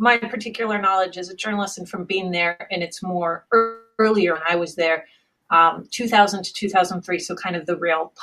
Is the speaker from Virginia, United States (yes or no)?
no; Berkeley, California, United States; moved away as an adult; also born or lived in Latvia / Ukraine / London; I grew up in the East Bay Area, mostly Berkeley, some Albany, some Oakland, you know, those areas around there